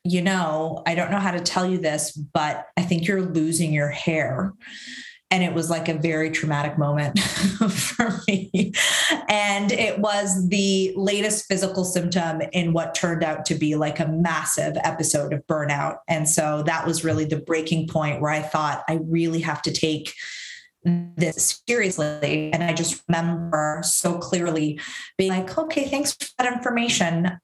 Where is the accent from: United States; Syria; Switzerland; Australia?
Syria; also born or lived in Canada; now in France; I was born in Syria. I immigrated to Canada